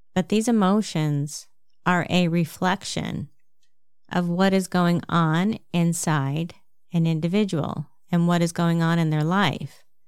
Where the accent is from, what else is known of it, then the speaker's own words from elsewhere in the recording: New Jersey, United States; accent: New Jersey; my New Jersey accent